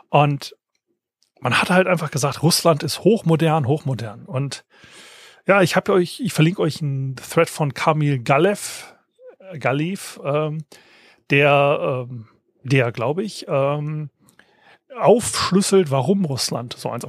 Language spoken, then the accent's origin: German; Hesse, Germany; Ich meine, ich bin aufgewachsen in der Fulda Gap, ja, wo denn Tom Clancy ja im Sturm geschrieben hat